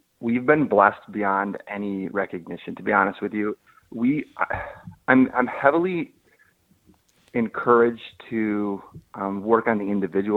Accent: Southeast Michigan, United States; I was born and raised here in Southeast Michigan.

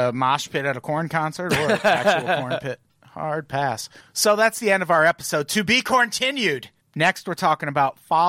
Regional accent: Illinois, United States; moved away as an adult; I'm from Illinois. Yeah, I lived there until I was 35.

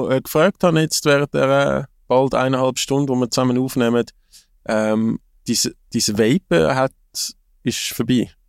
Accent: Switzerland; man, wäre durchaus offen als Schweizer Fußballfan, dass der José Mourinho nazi trennen wird.

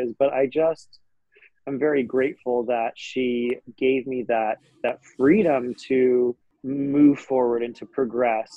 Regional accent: Aspen, Colorado, United States; I grew up in Aspen, Colorado, and winter sports are what you do there

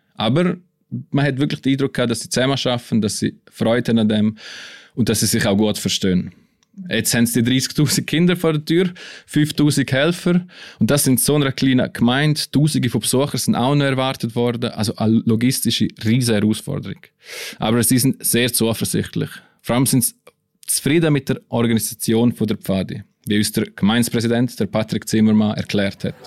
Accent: Graubünden, Switzerland; Also als Bündner habe ich da ein bisschen Heimatgefühl gekriegt

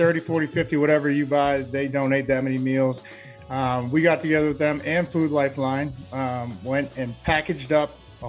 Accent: East Coast, United States; moved away as an adult; now in Seattle, United States; I grew up on the East Coast

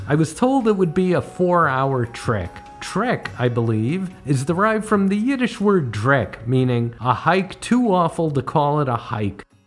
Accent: Connecticut, United States; now in New York, United States; As a kid growing up in Connecticut

